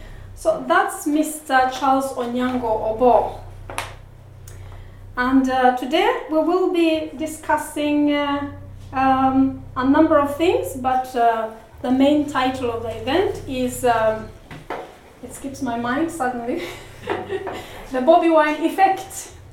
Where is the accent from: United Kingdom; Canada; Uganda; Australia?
Uganda; Busia, Eastern Region; moved away as an adult; now in Norway; I am Ugandan from Busia. And I am a mother of three. I moved to Norway 15 years ago